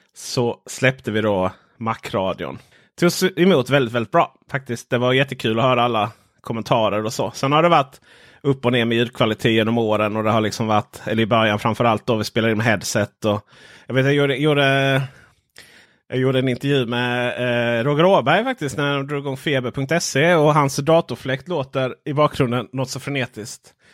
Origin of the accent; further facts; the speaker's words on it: Stenjulsmåla, northern Ronneby municipality, Blekinge, Sweden; moved away; Jag kommer från Stenjulsmåla, denna världsmetropol.